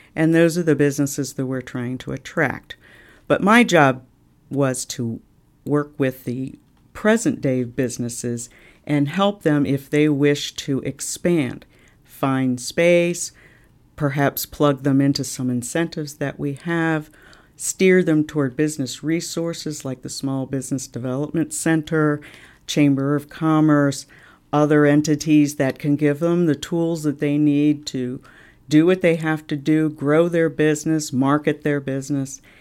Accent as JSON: {"language": "English", "town": "Washington", "region": "District of Columbia", "country": "United States", "tie": "born or raised there", "moved": "as an adult", "lives_now": "Cape Coral, United States", "said": "I grew up in Washington, D C"}